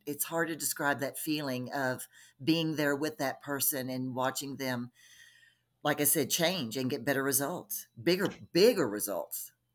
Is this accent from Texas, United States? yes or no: yes; Texas, United States; also born or lived in Colorado; now in Denver, United States; I'm originally from Texas. uh, grew up in Texas